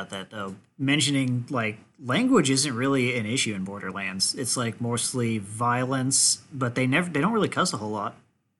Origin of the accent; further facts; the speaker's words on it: southern Indiana, United States; growing up in southern Indiana